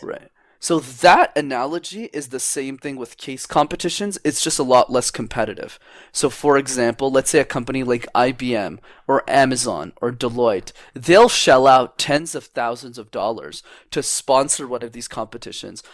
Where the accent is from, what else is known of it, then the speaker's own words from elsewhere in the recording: Montreal, Quebec, Canada; I've been born, born, raised, and lived in, in Montreal, Canada for my whole life